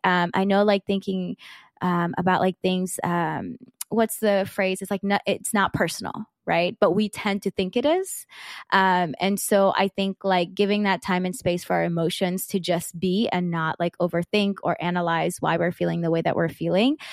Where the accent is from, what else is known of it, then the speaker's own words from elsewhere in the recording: South Georgia, United States; me growing up in South Georgia